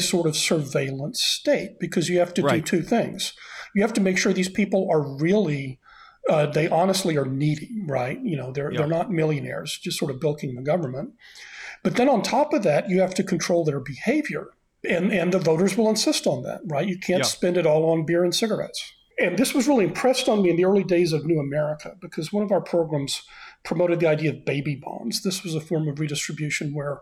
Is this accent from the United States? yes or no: yes; Austin, Texas, United States; moved away as an adult; I moved back to my hometown of Austin, Texas, to teach at my alma mater, the University of Texas, in 2017, and I'm staying in Austin